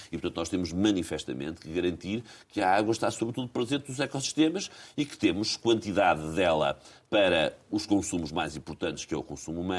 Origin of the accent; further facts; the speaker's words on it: Águeda, Centro, Portugal; born there; Ah, foi a terra onde eu nasci, portanto, terei sempre uma ligação muito forte à Águeda, onde conheço muito pouca gente.